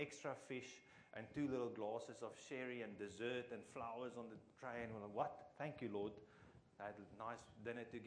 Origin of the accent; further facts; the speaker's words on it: Free State, South Africa; English is a second language; I'm from the Free State